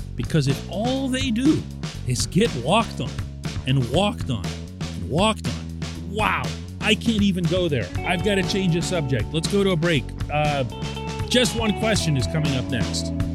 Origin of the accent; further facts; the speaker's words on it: Pittsburgh, Pennsylvania, United States; I'm born and raised in Pittsburgh